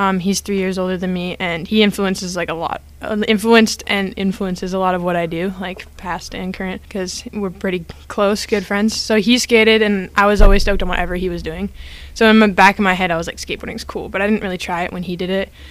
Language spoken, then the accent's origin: English; Victoria, British Columbia, Canada; now in Vancouver, Canada; I'm from a place called Victoria on Vancouver Island.